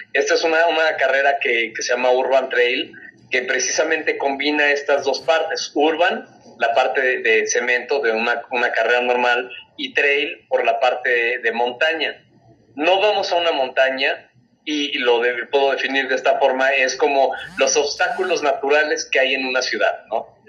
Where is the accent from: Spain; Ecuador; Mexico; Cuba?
Mexico; Soy el primer mexicano amputado en correr carreras